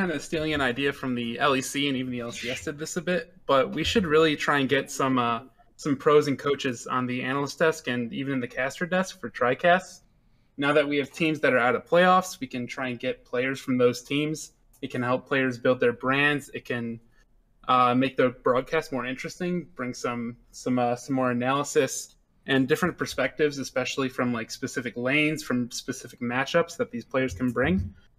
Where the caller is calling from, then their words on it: Troy, Michigan, United States; I'm calling from Troy, Michigan.